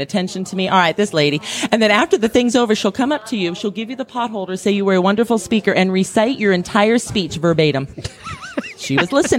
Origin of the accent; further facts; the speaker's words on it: California, United States; I'm Californian